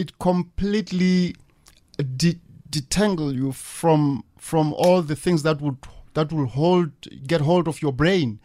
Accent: Moletji, Limpopo, South Africa; where I come from

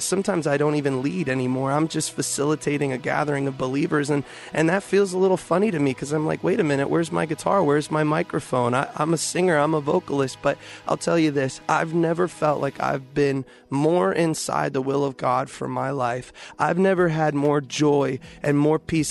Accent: Houston, Texas, United States; I grew up in Houston

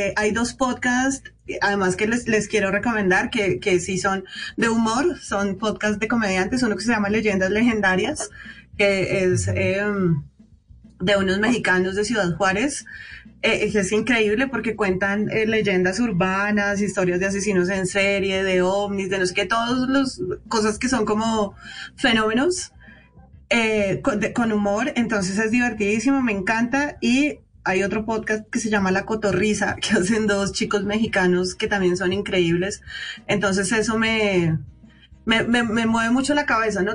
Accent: Bogotá, Colombia; a los rolos nos hacen bullying en todas partes

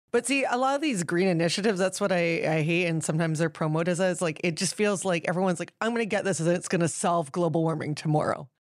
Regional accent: New Westminster, British Columbia, Canada; I grew up in Queen's Park in New Westminster

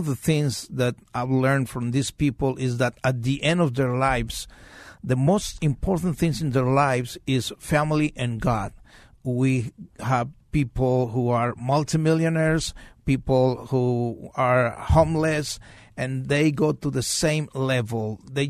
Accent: Los Angeles, California, United States; now in Arizona, United States; I've been here since 1995. Okay. I came from Los Angeles.

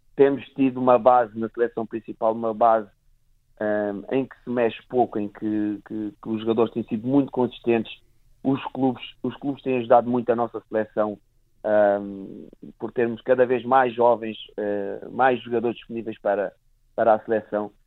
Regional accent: Portugal; enquanto portugueses

